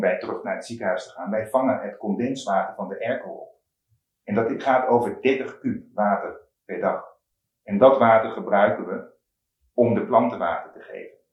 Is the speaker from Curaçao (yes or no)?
yes; Curaçao; moved away as an adult; also born or lived in Eindhoven, Netherlands; ik ben op Curaçao opgegroeid